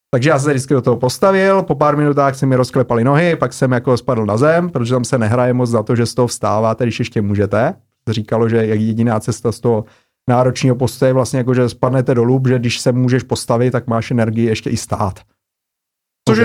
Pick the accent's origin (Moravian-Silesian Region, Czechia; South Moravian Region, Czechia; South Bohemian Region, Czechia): South Moravian Region, Czechia; Brno; otevřeli nový obor na Masarykové univerzitě v Brně, odkud pocházím, kde jsem studoval.